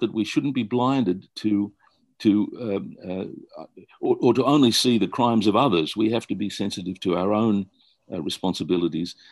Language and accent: English; Australia; I grew up in Australia